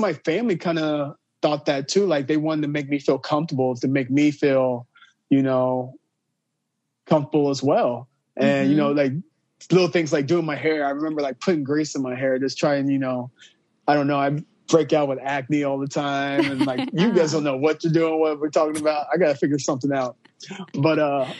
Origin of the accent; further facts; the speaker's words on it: Marion, Illinois, United States; now in Chicago, United States; I'm from Southern Illinois, Marion, Illinois. People that don't know where that's at, it's right on the border of Illinois and Kentucky. So I grew up in a very, like, right there by Kentucky